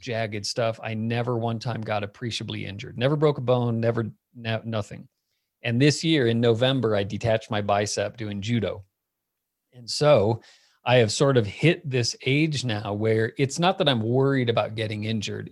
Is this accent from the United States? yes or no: yes; Phoenix, Arizona, United States; moved away as an adult; also born or lived in Miami; now in Boulder, United States; I was born in Miami. I grew up in Phoenix